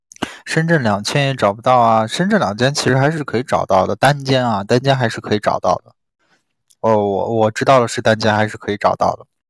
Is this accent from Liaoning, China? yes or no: no; Xiamen, Fujian, China; 哇，小林居然是福建人，我是厦门人啊！